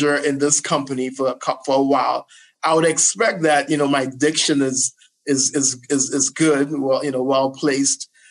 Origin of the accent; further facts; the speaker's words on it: Trinidad & Tobago; also born or lived in New Jersey, United States; now in United States; I was born in Jersey and I actually grew up in Trinidad